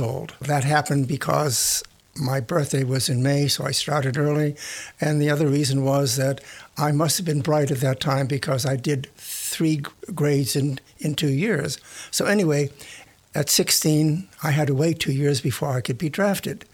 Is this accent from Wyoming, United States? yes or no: no; Boston, Massachusetts, United States; born or raised there; moved away as an adult; now in Denton, United States